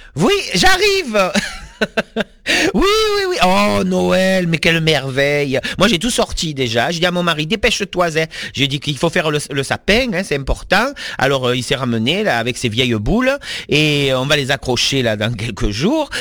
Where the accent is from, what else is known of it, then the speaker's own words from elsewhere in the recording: the South, south of France, France; moi je suis du Sud